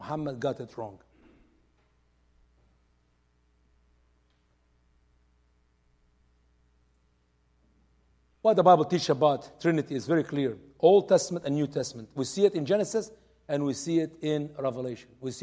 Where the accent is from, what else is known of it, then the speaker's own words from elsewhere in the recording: Egypt; now in United States; I'm from Egypt.